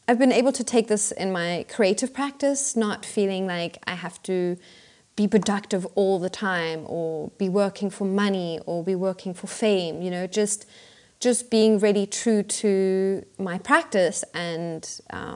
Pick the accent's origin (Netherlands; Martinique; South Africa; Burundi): South Africa; Pretoria, Gauteng; moved away as an adult; now in Berlin, Germany; I grew up in Pretoria